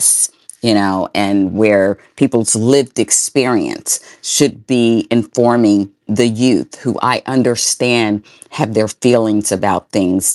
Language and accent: English; Sumner County, Tennessee, United States; That's where I grew up and went to school in Sumner County